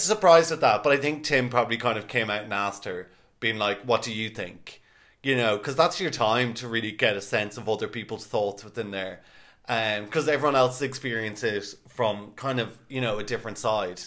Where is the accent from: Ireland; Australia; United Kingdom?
Ireland; we were the typical Irish people getting off the flight